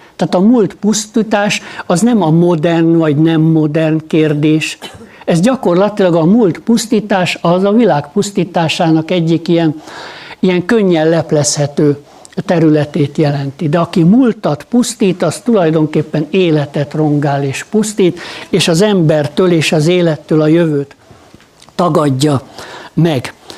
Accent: Hungary; magyarok vagyunk.

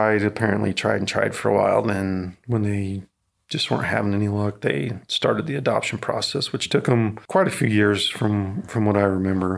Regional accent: North Idaho, United States; moved away; I grew up in North Idaho.

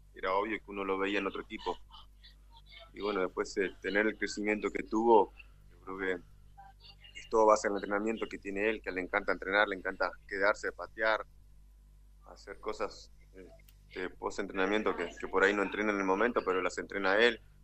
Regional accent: Artigas, Uruguay; En mi ciudad natal, Artigas, capital, al norte del país

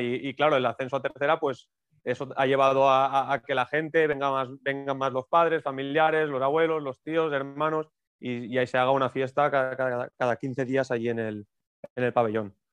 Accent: Moixent, Valencian Community, Spain; soy, soy natural, natural de Moisent

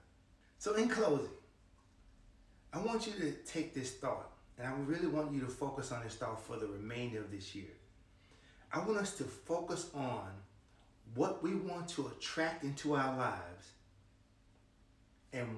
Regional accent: Memphis, Tennessee, United States; I'm from Memphis, Tennessee

